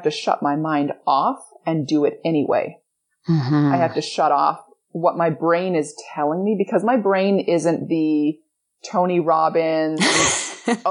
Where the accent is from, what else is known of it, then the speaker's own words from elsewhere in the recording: Edmonton, Alberta, Canada; I grew up in Edmonton, Alberta, Canada.